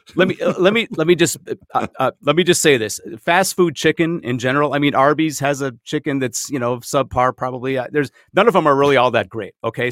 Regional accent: Minnesota, United States; you and I are both native Minnesotans

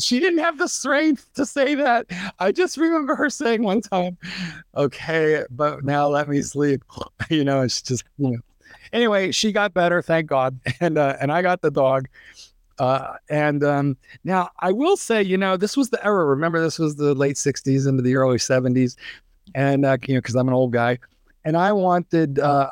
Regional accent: East Coast, United States; also born or lived in Chicago suburbs, Illinois; now in Chicago, United States; I'm an East Coaster, although I have been in, uh, training dogs now in the Chicago suburbs for 100 years but I was born and raised on the East Coast

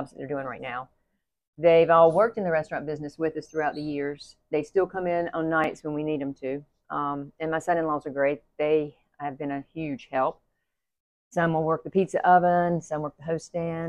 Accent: Rome, Georgia, United States; moved away as an adult; also born or lived in Atlanta, Georgia / Spartanburg, South Carolina; now in Pawleys Island, United States; I grew up in Rome, Georgia

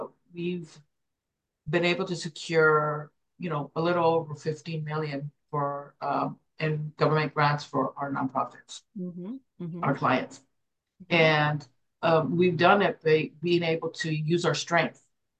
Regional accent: Hawaii, United States; So we go walk in there, and they find out that we're from Hawaii.

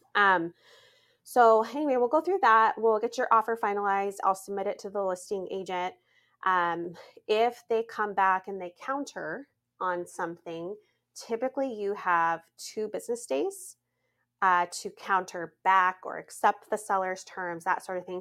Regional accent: Montana, United States; moved away; I'm from Montana

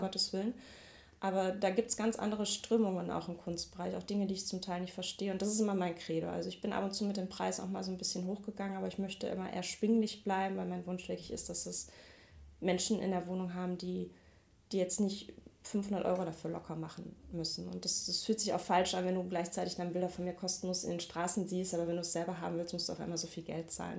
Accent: Mülheim an der Ruhr, North Rhine-Westphalia, Germany; moved away as an adult; now in Duisburg, Germany; Ich komme eigentlich aus Mülheim an der Ruhr

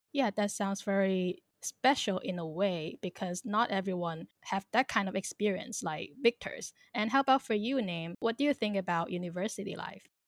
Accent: Thailand; also born or lived in China / Hong Kong / Northern Ireland; I am a Chinese born but raised in Thailand

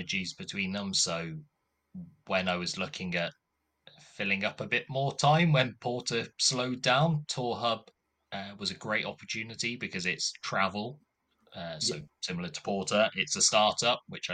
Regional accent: Coventry, West Midlands, United Kingdom; moved away as an adult; now in Cardiff, United Kingdom; So I'm from Coventry originally. Yeah, spent all my life in Coventry up to the age of 18

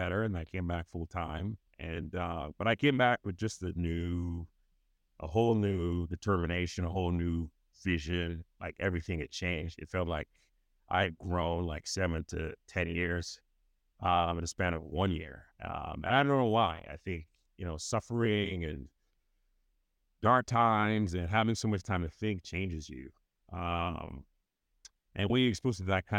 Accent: Nigeria; moved away as an adult; growing up in Nigeria

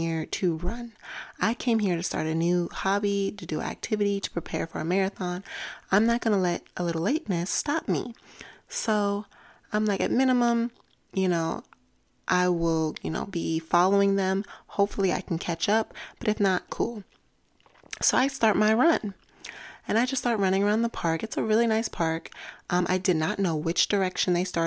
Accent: New York, United States; moved away; I'm from New York originally, and you walk everywhere in New York

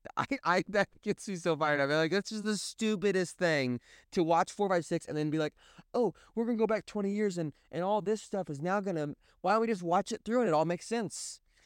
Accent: Springfield, Missouri, United States; accent: Midwestern; I'm from Springfield, Missouri, Southwest Missouri.

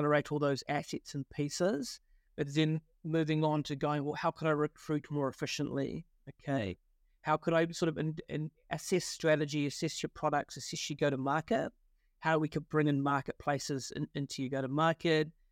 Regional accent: Wellington, New Zealand; accent: Kiwi; moved away; also born or lived in London; I grew up in, uh, Wellington in New Zealand

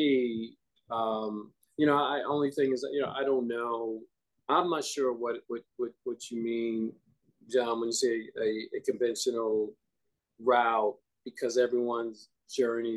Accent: New York City, New York, United States; I grew up in the Bronx

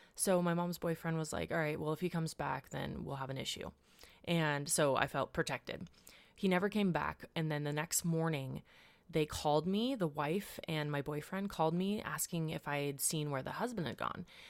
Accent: Washington, United States; moved away; also born or lived in La Mirada, California / Houston, Texas; Two years later, we ended up in Washington, where my youngest brother was born. This is where we stayed and we grew up.

